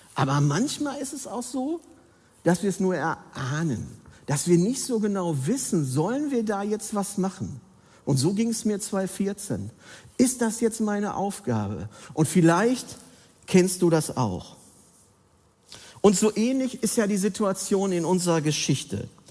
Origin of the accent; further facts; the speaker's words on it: Bergkamen, North Rhine-Westphalia, Germany; moved away; meiner Heimatgemeinde an, aus Bergkam, außen Ruhrpott.